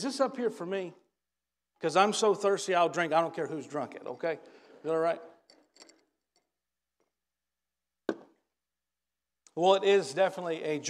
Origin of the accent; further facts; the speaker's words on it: Stanton, Kentucky, United States; We're from Stanton, Kentucky